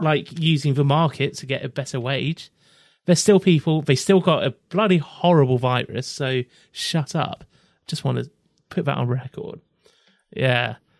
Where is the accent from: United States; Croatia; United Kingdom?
United Kingdom; England; I am living in England. I'm from England